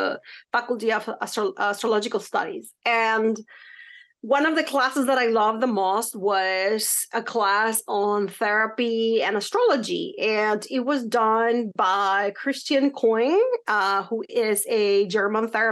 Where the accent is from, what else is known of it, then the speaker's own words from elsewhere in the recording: Mexico; now in United States; when I was growing up in Mexico